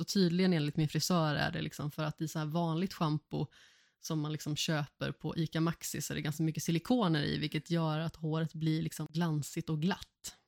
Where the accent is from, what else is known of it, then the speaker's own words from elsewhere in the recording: Vårgårda, Västra Götaland, Sweden; also born or lived in Allingsås; jag är uppvuxen i Vårgårda och Allingsås